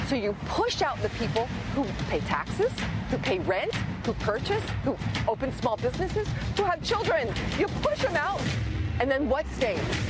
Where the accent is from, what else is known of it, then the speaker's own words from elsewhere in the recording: New York City, New York, United States; I'm from New York